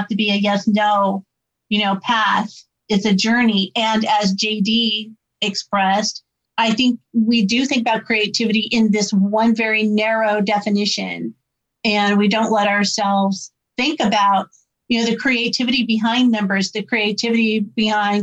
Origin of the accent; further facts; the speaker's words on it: Illinois, United States; I'm from Illinois too.